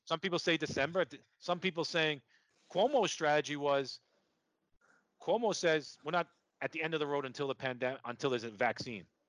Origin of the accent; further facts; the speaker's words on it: New York, United States; accent: New York; my New York accent